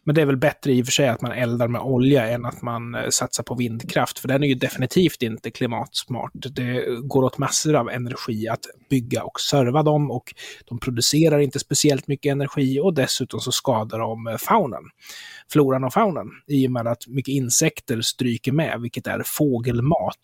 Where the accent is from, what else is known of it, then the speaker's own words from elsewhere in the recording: Sweden; jag som svensk i Sverige